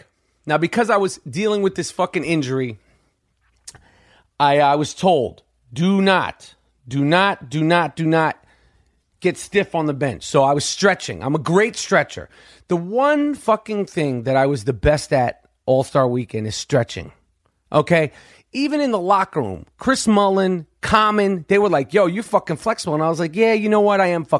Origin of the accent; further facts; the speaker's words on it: Canada; I'm 250 fucking pounds. I'm Canadian, and I probably played hockey.